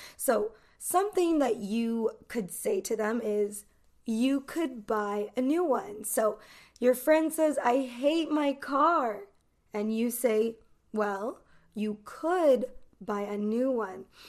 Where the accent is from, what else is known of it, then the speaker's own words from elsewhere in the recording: Los Angeles, California, United States; I am from Los Angeles, California